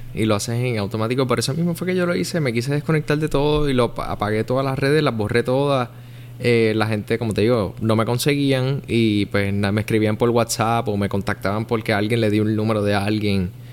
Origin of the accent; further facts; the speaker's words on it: Puerto Rico; also born or lived in Miami; nosotros como puertorriqueños